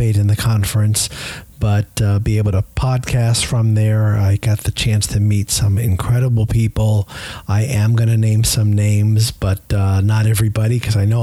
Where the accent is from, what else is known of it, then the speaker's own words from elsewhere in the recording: Tampa, Florida, United States; my hometown of Tampa, Florida.